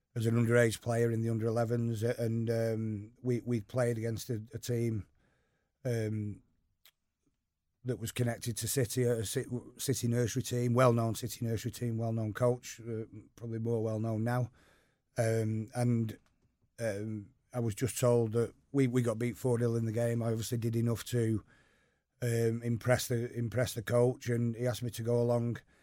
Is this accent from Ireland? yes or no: no; Eccles, North West England, United Kingdom; also born or lived in Urmston; I grew up just over the canal in Eccles.